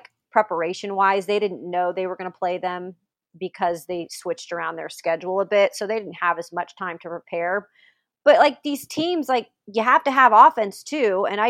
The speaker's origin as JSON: {"language": "English", "region": "West Coast", "country": "United States", "said": "I'm like from the West Coast."}